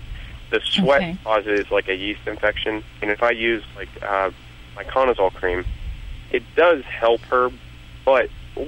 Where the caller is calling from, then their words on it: Youngstown, Ohio, United States; Youngstown, Ohio.